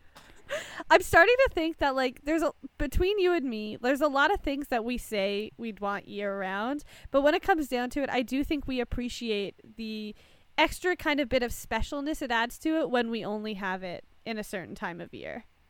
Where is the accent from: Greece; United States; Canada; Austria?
Canada; I'm Canadian